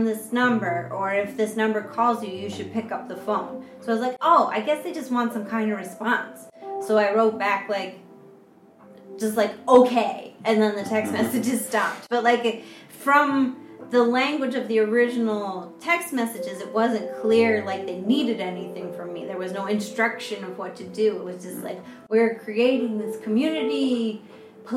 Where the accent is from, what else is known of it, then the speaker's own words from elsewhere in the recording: United States; moved away as an adult; now in China; Now I'm in China, as an American